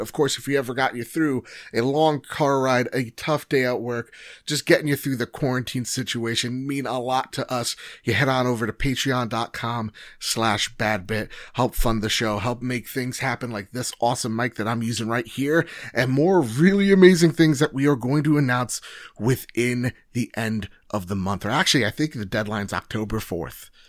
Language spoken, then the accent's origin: English; New Jersey, United States; I'm from Jersey